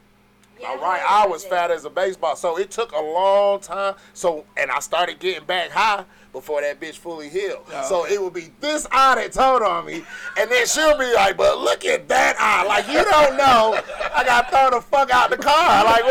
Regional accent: Bronx, New York, United States; I'm from the Bronx, nigga.

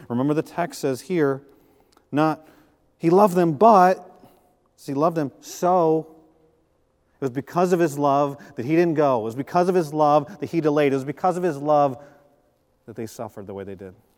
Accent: Flint, Michigan, United States; moved away; We're from the Midwest. I was born in Flint, Michigan

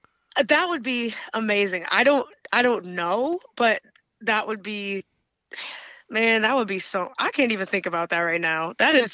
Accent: upstate New York, United States; in upstate New York, it's like my hometown's big arena.

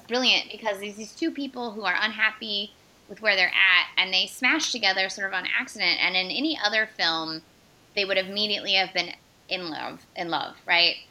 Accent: Northern California, United States; born or raised there

